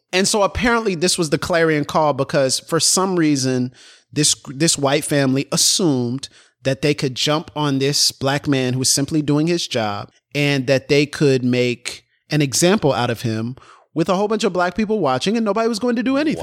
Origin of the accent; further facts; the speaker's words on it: Florida, United States; moved away; I'm from Florida